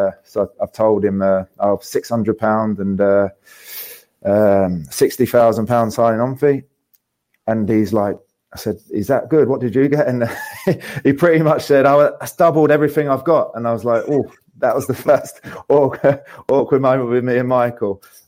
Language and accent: English; Hastings, South East England, United Kingdom; Obviously, wasn't old enough growing up in Hastings, and Lee pretty much showed me top to bottom of Broad Street within a few months.